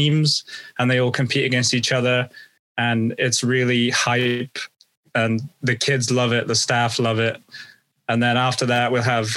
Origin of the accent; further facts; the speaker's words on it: United Kingdom; as a Brit